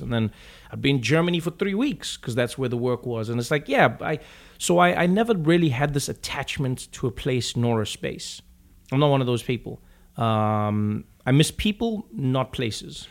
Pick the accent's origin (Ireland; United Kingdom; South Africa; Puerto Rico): South Africa; Johannesburg, Gauteng; moved away as an adult; now in United States; grew up in in South Africa, uh, in Johannesburg, uh, Soweto